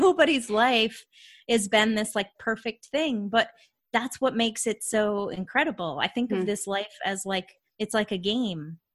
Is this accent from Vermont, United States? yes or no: yes; Vermont, United States; moved away as an adult; now in Atlanta, United States; I live in Atlanta, Georgia, but I grew up in Vermont. Like right on the Canadian border